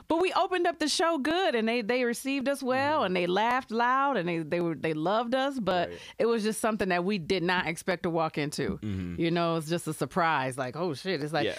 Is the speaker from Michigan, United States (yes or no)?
yes; Grand Rapids, Michigan, United States; born or raised there